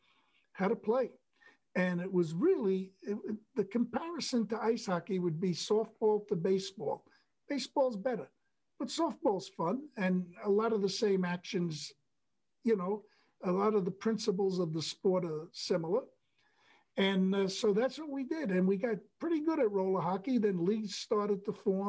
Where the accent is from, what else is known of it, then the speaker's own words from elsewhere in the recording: New York City, New York, United States; I loved being born and growing up in Brooklyn